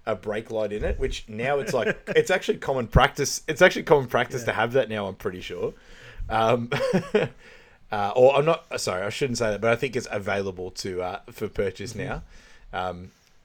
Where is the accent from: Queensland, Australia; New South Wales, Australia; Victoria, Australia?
Victoria, Australia; Sunshine; I grew up in Sunshine